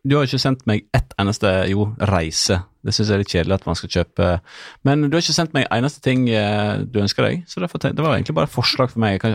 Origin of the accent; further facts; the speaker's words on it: Måløy, Vestland, Norway; accent: Måløy dialect; Jeg er jo fra Måløy. For de som ikke visste det. Sikkert ingen som vet det.